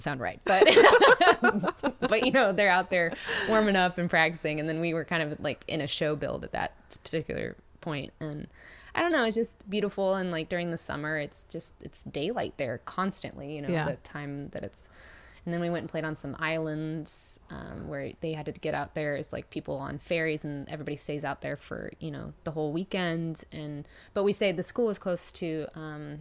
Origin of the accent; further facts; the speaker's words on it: Kansas, United States; now in Nashville, United States; growing up in Kansas